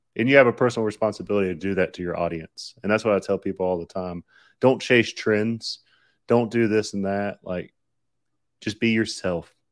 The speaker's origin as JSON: {"language": "English", "region": "Southern", "country": "United States", "accent": "Southern", "said": "my Southern accent"}